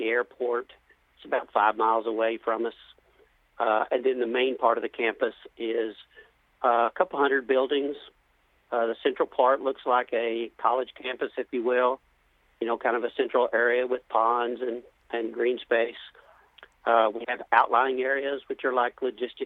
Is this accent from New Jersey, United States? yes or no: no; Knoxville, Tennessee, United States; moved away as an adult; also born or lived in Maryland; now in Houston, United States; I grew up in East Tennessee, in Knoxville, went to University of Tennessee